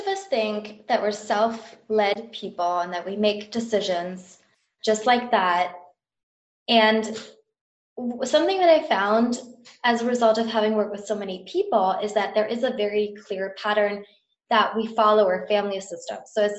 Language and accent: English; Germany; also born or lived in Indonesia / Amsterdam; now in London, United Kingdom; I grew up in Germany, I have an American family, moved to Indonesia, moved to Amsterdam. Now I live in London.